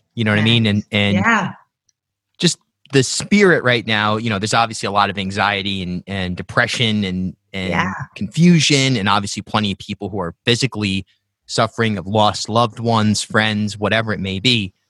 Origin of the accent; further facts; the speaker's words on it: South County, Rhode Island, United States; I grew up in South County, went to Charahoe.